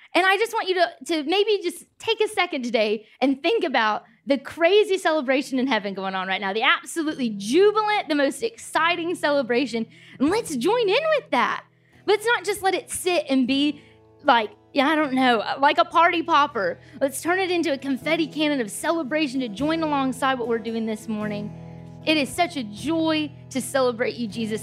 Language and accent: English; United States; moved away as an adult; also born or lived in Nottingham, United Kingdom; I'm from America.